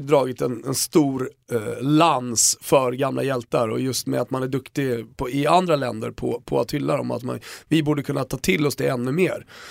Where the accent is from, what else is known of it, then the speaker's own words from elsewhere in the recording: Sweden; jag var från Sverige